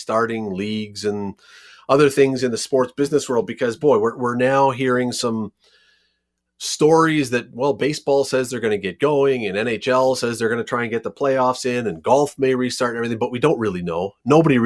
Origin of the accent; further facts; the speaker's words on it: Canada; we are Canadian